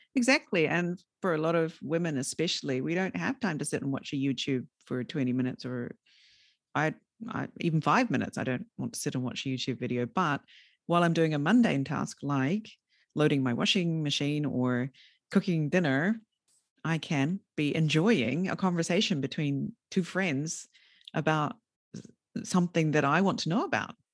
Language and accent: English; New Zealand; moved away as an adult; also born or lived in Fukushima Prefecture, Japan; now in Fukushima, Japan; when I was a junior high school student, so sort of twelve, thirteen years old in a very rural area of New Zealand